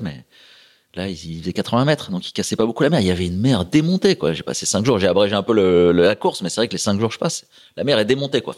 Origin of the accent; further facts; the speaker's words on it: La Croix-Saint-Ouen, Hauts-de-France, France; moved away; also born or lived in Port-la-Forêt; il y avait un petit club à côté de chez moi, à la Croix-Saint-Ouen, un petit bled, sur l'Oise